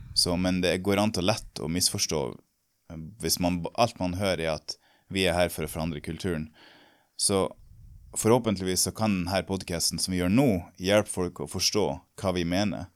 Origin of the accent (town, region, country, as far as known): Norway; moved away